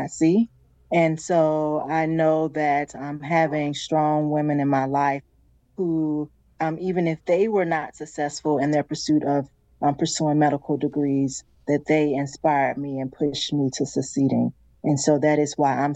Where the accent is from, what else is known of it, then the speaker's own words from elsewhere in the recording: Mississippi, United States; Growing up in Mississippi